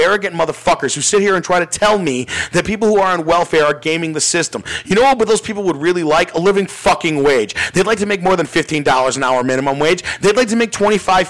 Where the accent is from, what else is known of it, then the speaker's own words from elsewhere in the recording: Glenview, Illinois, United States; I grew up in Glenview, Illinois